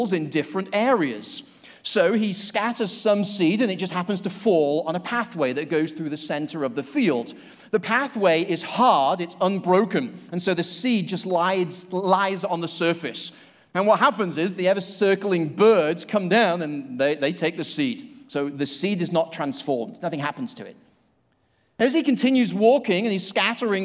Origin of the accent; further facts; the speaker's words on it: Manchester, North West England, United Kingdom; now in Asheville, United States; I live in Asheville, and in fact, from the UK, I came from Manchester, so I'm a city slicker